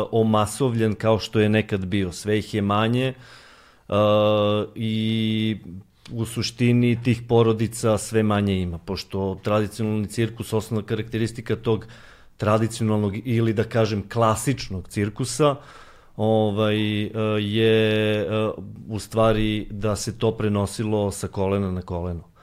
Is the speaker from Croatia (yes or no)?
no; Serbia; s obzirom da smo mi e, pioniri e, svega toga ovde kod nas u Srbiji